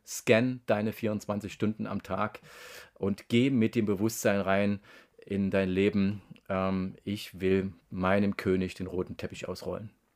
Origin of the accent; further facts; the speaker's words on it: Germany; Ich bin in der DDR aufgewachsen